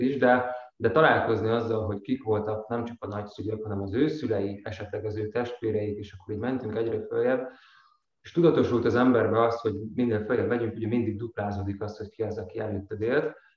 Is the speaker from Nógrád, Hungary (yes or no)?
yes; Nógrád, Hungary; én is vidékről származom, Nógrád megyéből